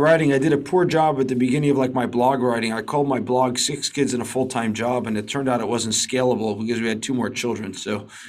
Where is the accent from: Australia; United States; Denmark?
United States; New York City, New York; moved away as an adult; now in Tel Aviv, Israel; so I grew up in Manhattan